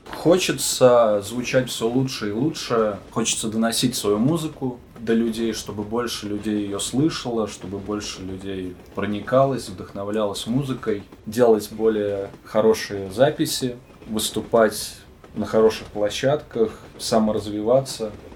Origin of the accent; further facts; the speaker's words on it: Brest, Brest Region, Belarus; moved away; also born or lived in Saint Petersburg / Magnitogorsk; я родился в городе Героя Бресте, это в Беларуси